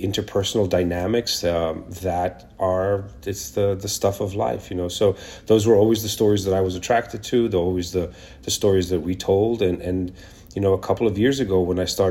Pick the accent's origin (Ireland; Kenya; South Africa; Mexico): Kenya; also born or lived in Israel; now in New York, United States; I was born in Israel, but grew up in Kenya and came here as an immigrant many years ago in the 90s.